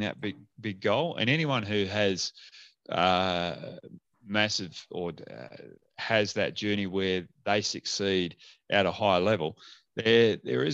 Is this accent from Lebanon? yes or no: no; Williams, Western Australia, Australia; now in Perth, Australia; I go back down to Williams, my hometown